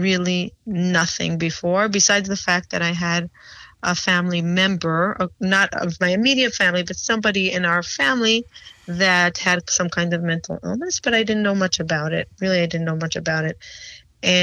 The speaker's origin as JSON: {"language": "English", "town": "Jerusalem", "region": "Jerusalem District", "country": "Israel", "tie": "born or raised there", "also_born_or_lived": "Peoria, Illinois / New York / Florida", "moved": "as an adult", "lives_now": "United States", "said": "I grew up in Israel. I was actually born in Peoria, Illinois. I come from an ultra-Orthodox Jewish family. My parents moved to Israel when I was two"}